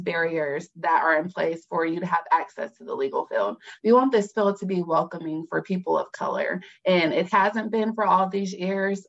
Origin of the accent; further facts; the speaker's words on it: Fayetteville, North Carolina, United States; I am from Fayetteville, North Carolina, strong military town.